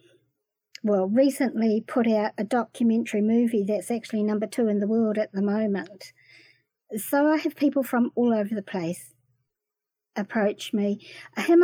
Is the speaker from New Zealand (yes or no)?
yes; New Zealand; also born or lived in Waxhaw, North Carolina, United States; when I came back to New Zealand